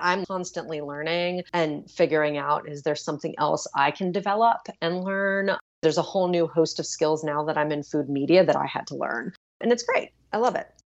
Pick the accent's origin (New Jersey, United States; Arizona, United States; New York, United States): New York, United States; New York City; I'm such a New Yorker